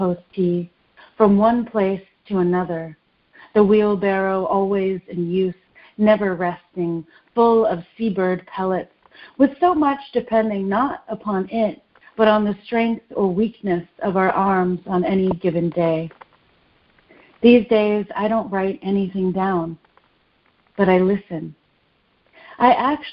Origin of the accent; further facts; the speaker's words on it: Nashville, Tennessee, United States; also born or lived in Detroit, Michigan; I was born in the suburbs of Detroit and grew up in the suburbs of Nashville mostly, and also in the city of Nashville